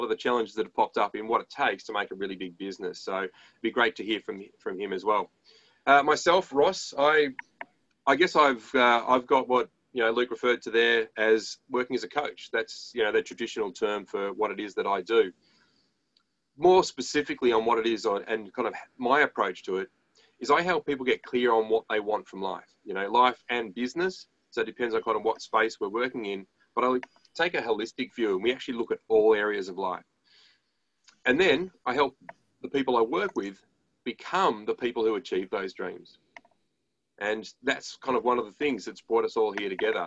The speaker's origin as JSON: {"language": "English", "country": "Australia"}